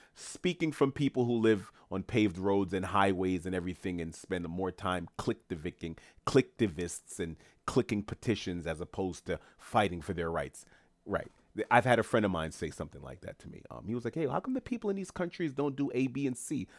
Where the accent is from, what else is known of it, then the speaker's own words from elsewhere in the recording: New York City, New York, United States; teachers in Queens, New York, my hometown